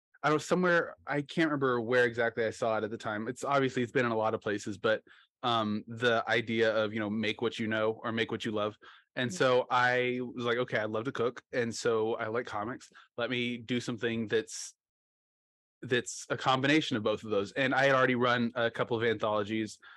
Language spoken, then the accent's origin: English; Oklahoma, United States; I'm from Oklahoma